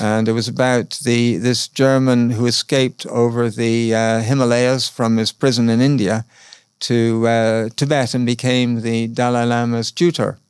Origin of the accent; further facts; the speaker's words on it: Ireland; moved away as an adult; I'm just from Ireland